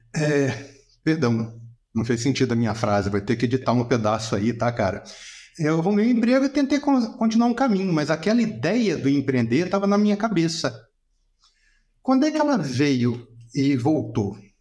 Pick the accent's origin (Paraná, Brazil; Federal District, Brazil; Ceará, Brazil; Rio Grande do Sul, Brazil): Federal District, Brazil; Brasília; a gente é de Brasília, tá? Eu nasci e me criei aqui